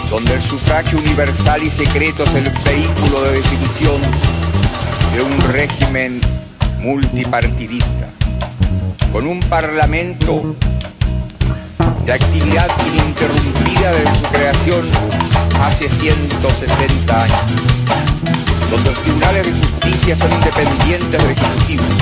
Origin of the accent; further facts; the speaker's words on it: Chile; Vengo de Chile, un país pequeño, pero donde hoy cualquier ciudadano es libre de expresarse como mejor prefiera.